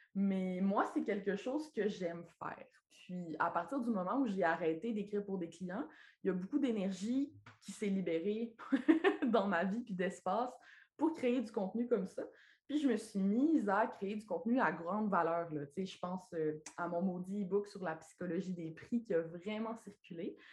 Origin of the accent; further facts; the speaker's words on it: Lac Saint-Jean, Quebec, Canada; accent: accent du lac; now in Quebec City, Canada; je suis née et j'ai grandi au lac Saint-Jean